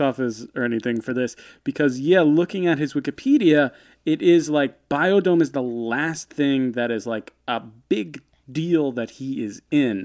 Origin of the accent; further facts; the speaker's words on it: United States; growing up in America in the nineties